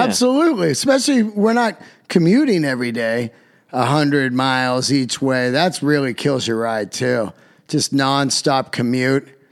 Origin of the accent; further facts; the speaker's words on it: Yosemite, California, United States; I'm from Yosemite